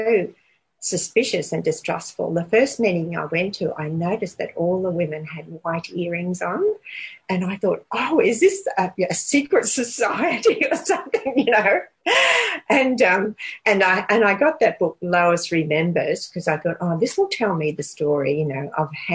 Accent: Toowoomba, Queensland, Australia; moved away as an adult; also born or lived in New Zealand / Dalby; Toowoomba, which is my hometown.

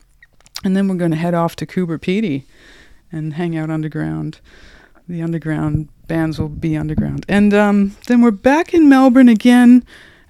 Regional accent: Canada; now in Australia; I'm Canadian

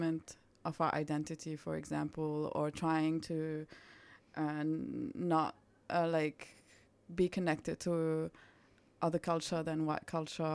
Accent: Lebanon; English is a second language; now in Australia; I'm from Lebanon

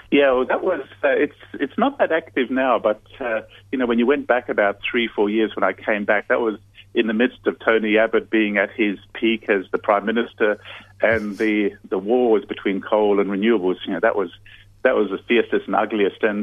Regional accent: Darwin, Northern Territory, Australia; born there; moved away; also born or lived in Silicon Valley / Hong Kong; I'm actually uh, about as Aussie as you can get. I'm a crocodile Dundee type, so I was born in Darwin uh, but I spent most of my life actually out of Australia uh, in Silicon Valley

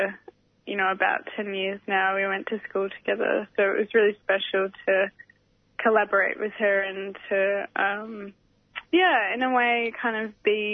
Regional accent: Torquay, Victoria, Australia; now in Melbourne, Australia; I grew up on Wadawurrung Country in Torquay and I'm currently living on Wurundjeri land in Melbourne

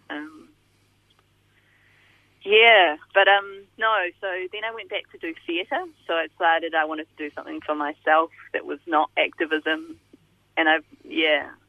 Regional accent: Christchurch, Canterbury, New Zealand; born or raised there; moved away as an adult; now in Melbourne, Australia

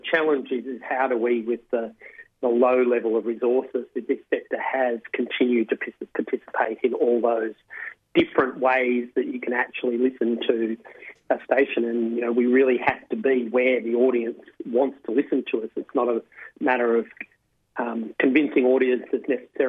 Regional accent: Melbourne, Victoria, Australia; I grew up in Melbourne

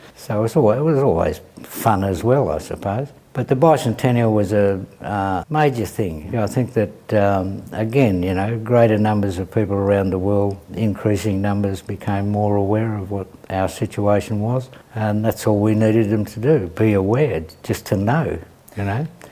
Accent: Melbourne, Victoria, Australia; Bruce and I come from Fitzroy

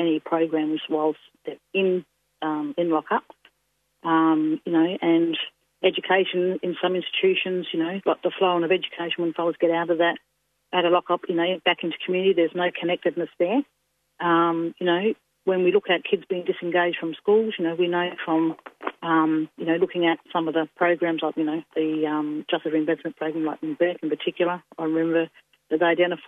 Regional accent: Yorke Peninsula, South Australia, Australia; I'm Narunga woman from South Australia. I'm of other people of the York Peninsula

